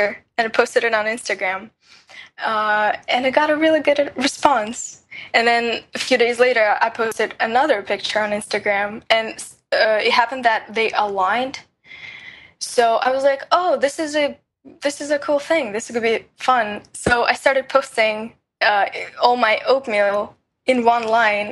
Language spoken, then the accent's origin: English; Russia; moved away; I was born in Russia